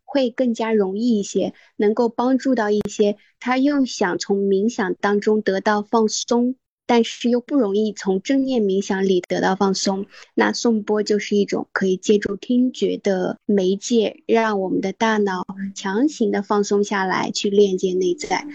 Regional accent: Qinghai, China; 我从小是在青海长大，接触雪山、草原、沙漠这些大自然会比较多

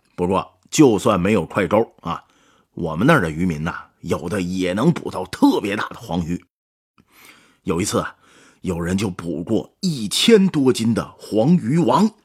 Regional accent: Heilongjiang, China; 这鱼就是我老家黑龙江产的

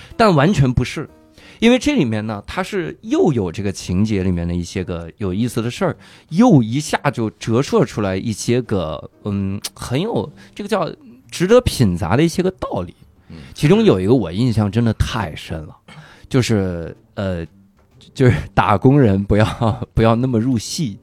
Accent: Inner Mongolia, China; 我老家是内蒙

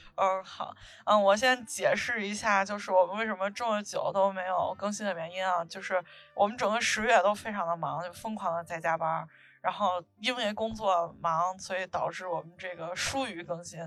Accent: northern China, China; 我是北方人

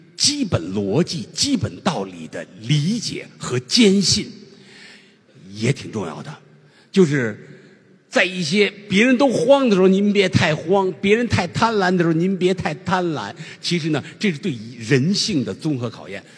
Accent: China; 作为一个中国人

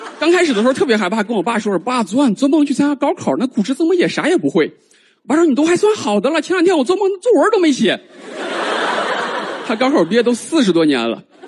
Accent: China; 我们中国人

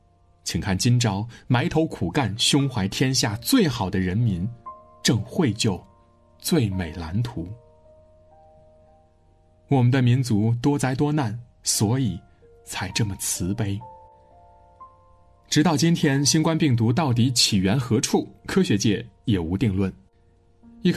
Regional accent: China; 再也没有哪个民族像我们中国人如此血脉相连，如此团结一致。不管是我们老家村上的父老，还是我们城里所住的小区。

